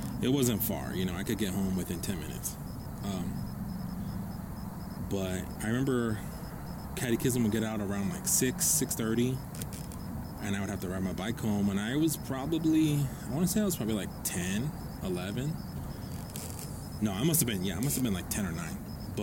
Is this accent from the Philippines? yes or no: no; Guadalupe, Arizona, United States; I grew up over in Guadalupe